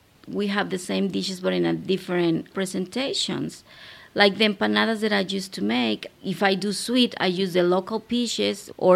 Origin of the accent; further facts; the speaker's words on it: Mexico City, Mexico; moved away as an adult; now in Nashville, United States; I come from Mexico City. The first time I came to Nashville, I decided that's going to be my home forever